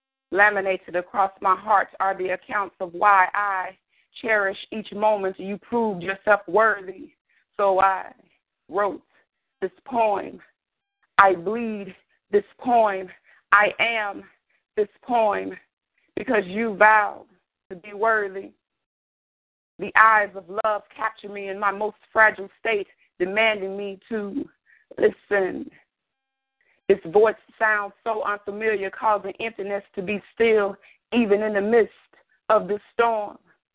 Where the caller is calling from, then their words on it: Arlington, Texas, United States; I am calling from Arlington, Texas.